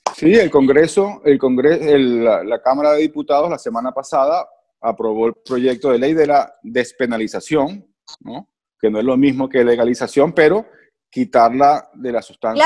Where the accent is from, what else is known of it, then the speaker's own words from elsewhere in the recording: Venezuela; Soy venezolano